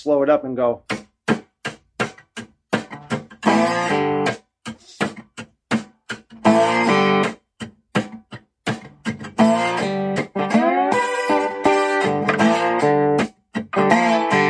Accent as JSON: {"language": "English", "town": "Chicago", "region": "Illinois", "country": "United States", "tie": "born or raised there", "also_born_or_lived": "Mississippi", "moved": "as an adult", "said": "growing up in Chicago"}